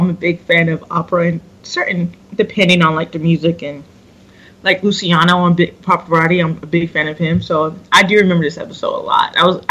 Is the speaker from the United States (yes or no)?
yes; Seattle, Washington, United States; if it's my hometown